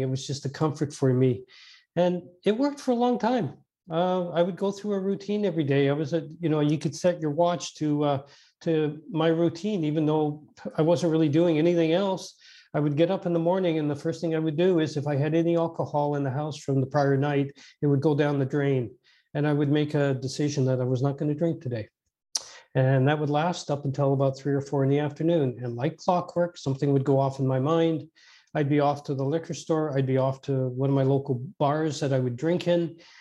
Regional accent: Edmonton, Alberta, Canada; I was born out in Western Canada, in Edmonton, Alberta

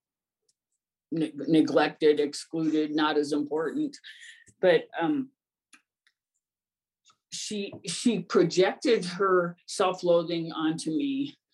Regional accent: Ohio, United States; I grew up in Ohio in a small town

